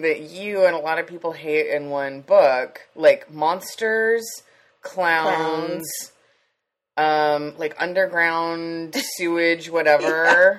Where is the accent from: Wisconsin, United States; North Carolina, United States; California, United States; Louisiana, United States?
California, United States; Leucadia